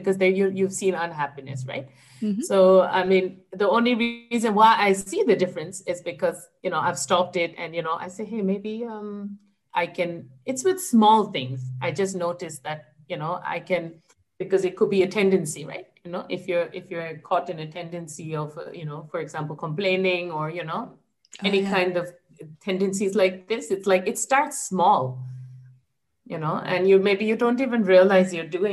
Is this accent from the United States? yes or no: no; Japan; I was born and brought up in Japan